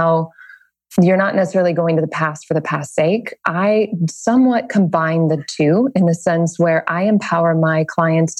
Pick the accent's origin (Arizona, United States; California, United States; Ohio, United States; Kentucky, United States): California, United States; Bay Area, Northern; now in Los Angeles, United States; Northern California, Bay Area